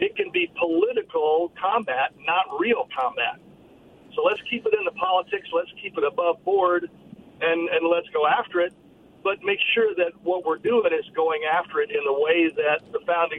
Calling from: Richland, Washington, United States; calling from Richland.

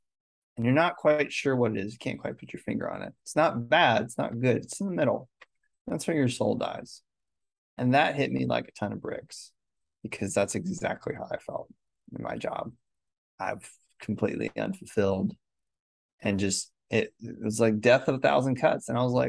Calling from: Raleigh, North Carolina, United States; I'm tuning in from Raleigh, North Carolina in the States.

